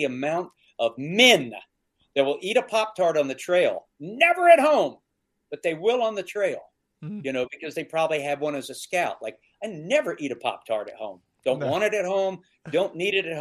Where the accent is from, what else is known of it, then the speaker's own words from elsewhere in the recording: the South, United States; now in Minnesota, United States; I grew up in the South